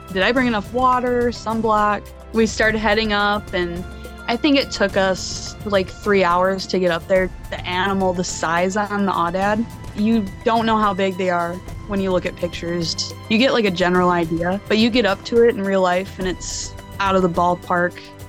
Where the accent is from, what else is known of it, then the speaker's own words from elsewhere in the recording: West Michigan, United States; I grew up and I currently live in West Michigan